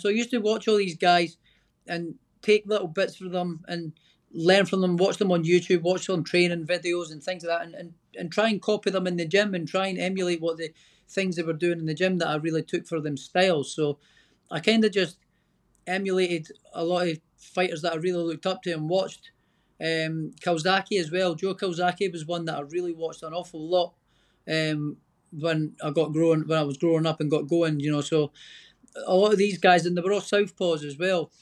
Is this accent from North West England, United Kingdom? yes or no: no; Scotland, United Kingdom; I'm Scottish